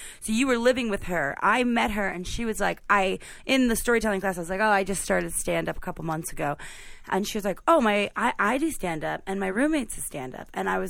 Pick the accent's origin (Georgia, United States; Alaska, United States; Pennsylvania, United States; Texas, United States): Pennsylvania, United States; Philadelphia; I was from Philly